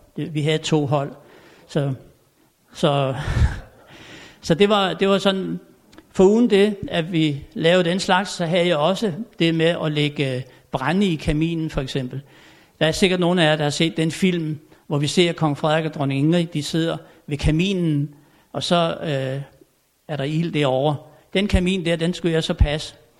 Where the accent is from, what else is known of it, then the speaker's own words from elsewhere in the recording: Tommerup, Southern Denmark, Denmark; moved away; jeg er født og opvokset derovre på Fyn i en lille stationsby, der hed Tommerup.